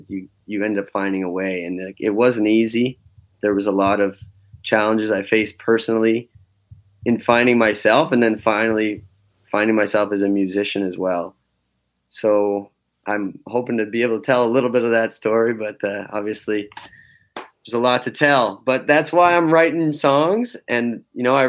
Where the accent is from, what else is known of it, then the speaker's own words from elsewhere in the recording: Fall River, Nova Scotia, Canada; moved away as an adult; now in Restigouche County, Canada; But I grew up in Fall River, Nova Scotia. I was born and raised down there